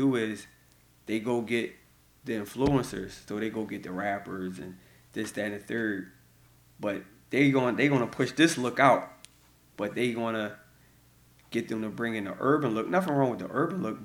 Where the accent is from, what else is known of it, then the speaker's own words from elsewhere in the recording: Philadelphia, Pennsylvania, United States; I'm from North Philadelphia, born and raised